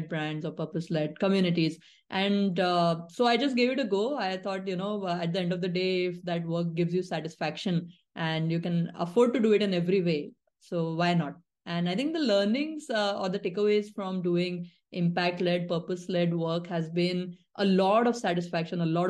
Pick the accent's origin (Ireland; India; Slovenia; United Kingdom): India; Nagpur, Maharashtra; set up my own thing in my hometown, Nagpur